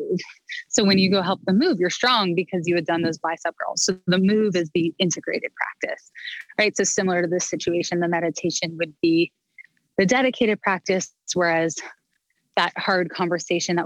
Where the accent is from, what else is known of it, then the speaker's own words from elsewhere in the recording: Canada; moved away; I'm a Canadian girl at heart